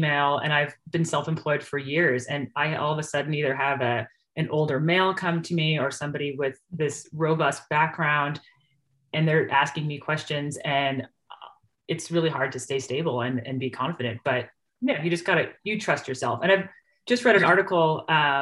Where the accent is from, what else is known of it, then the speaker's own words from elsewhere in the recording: New York, United States; moved away as an adult; now in Idaho, United States; I'm from New York